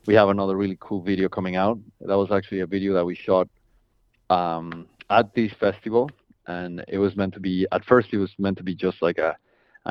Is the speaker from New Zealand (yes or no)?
no; Mexico; moved away as an adult; now in Washington, D.C., United States; I'm originally from Mexico. Okay. I've been here in the States for 8 years, maybe.